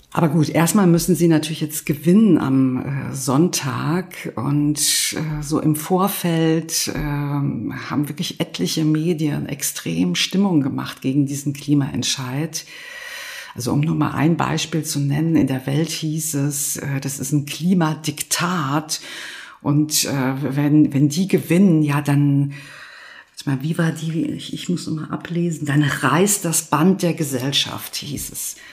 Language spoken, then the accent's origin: German; Berlin, Germany; Das würde ich auch nicht schlecht finden als Berlinerin